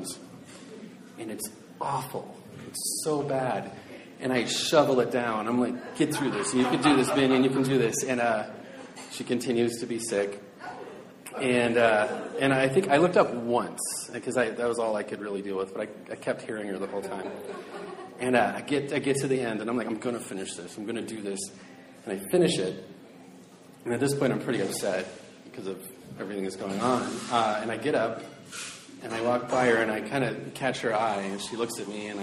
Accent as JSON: {"language": "English", "town": "Seattle", "region": "Washington", "country": "United States", "said": "I'm from South Seattle, and Chinese food's a real big deal in South Seattle."}